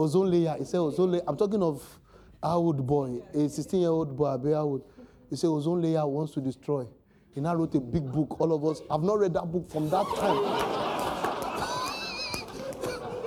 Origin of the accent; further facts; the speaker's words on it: Lagos, Nigeria; also born or lived in Maroko, Lagos / Ogba, Lagos; I'm from Oluwole, I'm an Oluwole boy